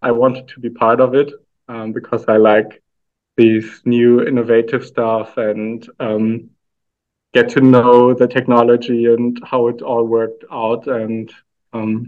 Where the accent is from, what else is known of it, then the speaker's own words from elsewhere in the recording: Aalen, Baden-Württemberg, Germany; moved away as an adult; now in Austria; I was born in Germany in a small town called Aalen.